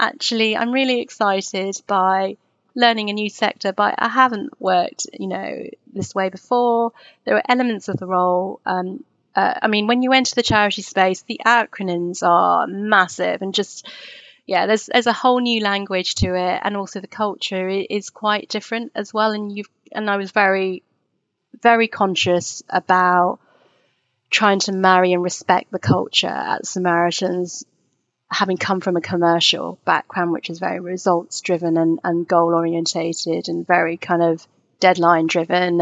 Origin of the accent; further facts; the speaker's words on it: Twickenham, London, United Kingdom; I grew up in Twickenham